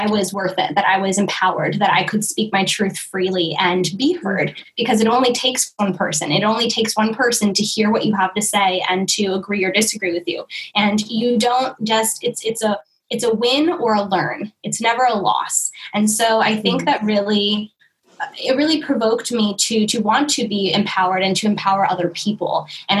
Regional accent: Oakland, California, United States; now in Hawaii, United States; because I came from East Oakland, California, and I was so involved in the movement out there, and after moving to Hawaii and being here for a year

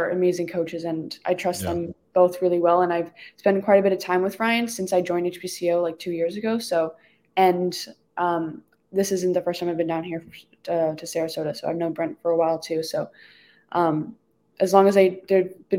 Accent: Canada; I'm Canadian

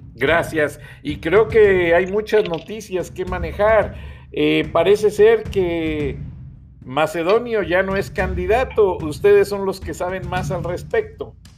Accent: Guanajuato, Mexico; Yo soy guanajuatense

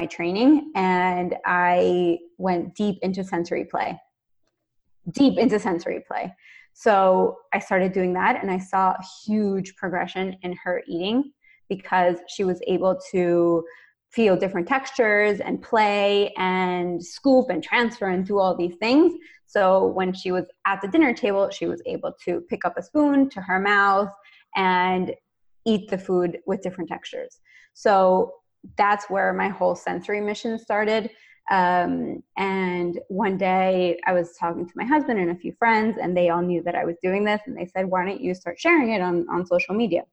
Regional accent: Venezuela; moved away; I am originally from Venezuela, so you'll see me speaking Spanish a lot

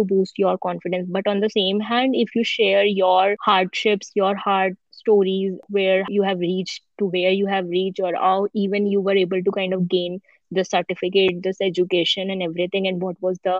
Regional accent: India; moved away as an adult; also born or lived in Singapore; now in Texas, United States; when I was moving from India to Singapore

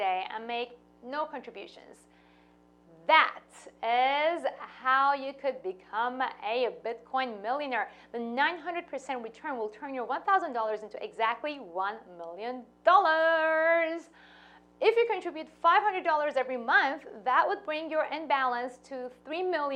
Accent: Iran; moved away; I was born and raised in Iran to a Jewish family.

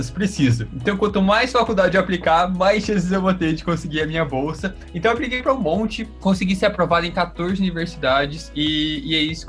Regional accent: Curitiba, Paraná, Brazil; also born or lived in Foz do Iguaçu; now in United States; eu sou aqui de Curitiba, na real nasci em Foz do Iguaçu

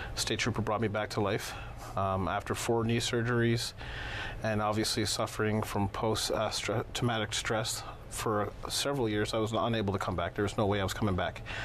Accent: Toronto, Ontario, Canada; also born or lived in Chicago, Illinois; I was born in Southside Chicago, Illinois. Lived most of my life in Toronto

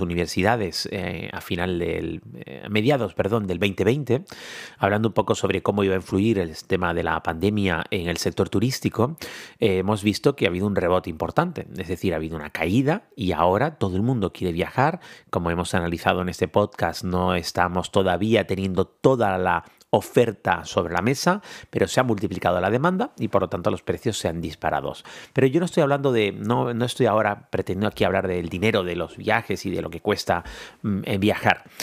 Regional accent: Canary Islands, Spain; somos siete islas, ocho si contamos la graciosa

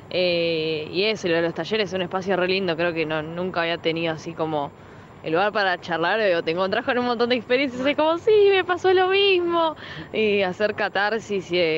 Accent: Buenos Aires, Argentina; tengo 22, eh, soy de Buenos Aires, zona oeste.

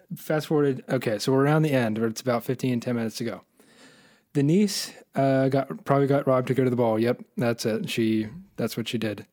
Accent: United States; I'm an American

